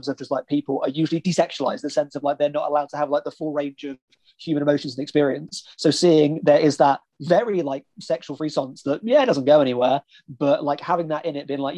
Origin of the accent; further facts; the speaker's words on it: United Kingdom; as a British person